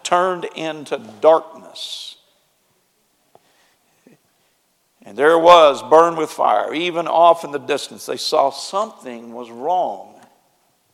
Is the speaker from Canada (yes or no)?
no; Springfield, Missouri, United States; moved away; my raising place where I grew up is in Springfield, Missouri.